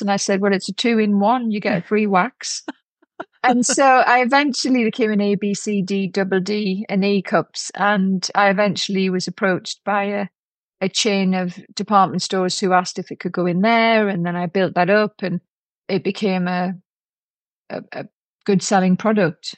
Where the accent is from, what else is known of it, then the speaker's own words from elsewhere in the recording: Newcastle upon Tyne, North East England, United Kingdom; moved away; also born or lived in London; I went back to Newcastle to see and hope that my dad had changed when he came out of prison